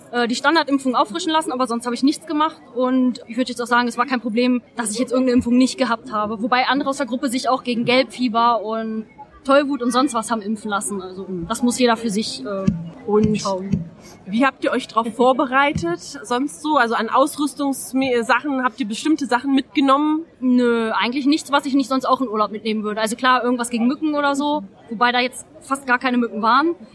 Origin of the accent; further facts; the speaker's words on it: Hanover, Lower Saxony, Germany; ich bin aus Hannover